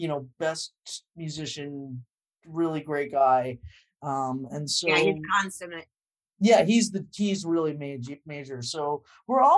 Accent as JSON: {"language": "English", "region": "Southern California", "country": "United States", "tie": "born or raised there", "also_born_or_lived": "Los Angeles", "moved": "as an adult", "lives_now": "New York, United States", "said": "having grown up in Southern California"}